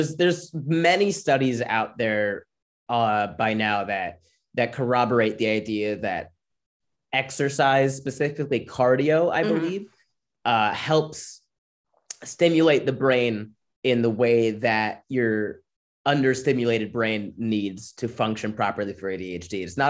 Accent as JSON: {"language": "English", "region": "Florida", "country": "United States", "tie": "born or raised there", "said": "We grew up really poor in Florida, so I was always outside doing stuff, running, playing soccer, basketball, whatever."}